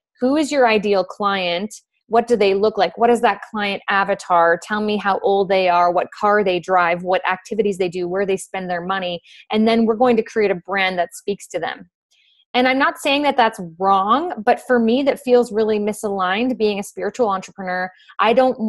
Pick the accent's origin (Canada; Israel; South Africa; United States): Canada; Fort McMurray, Alberta; I'm originally from Fort McMurray, Alberta